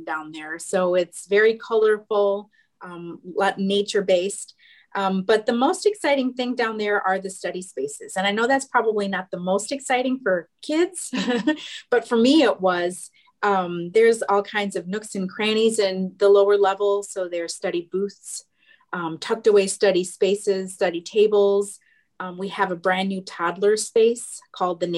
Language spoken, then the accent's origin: English; Aurora, Illinois, United States; I'm from born and raised in Aurora, so not that far from St. Charles